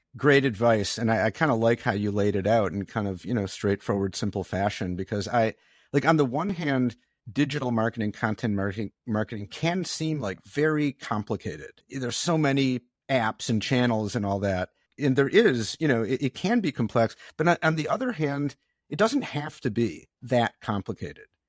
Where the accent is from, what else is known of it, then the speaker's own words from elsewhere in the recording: Detroit, Michigan, United States; I grew up in Detroit